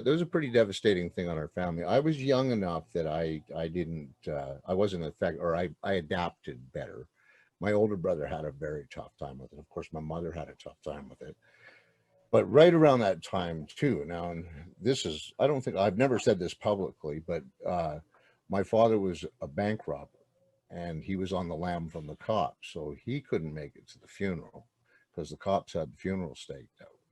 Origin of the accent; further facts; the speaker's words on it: outside Montreal, Quebec, Canada; I was born in a place called uh, well out, outside Montreal, Quebec